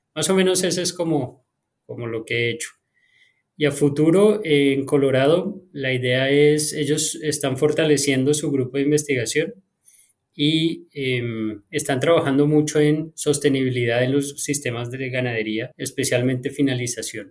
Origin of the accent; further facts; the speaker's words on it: Bogotá, Colombia; moved away as an adult; now in United States; yo nací en Colombia, en Bogotá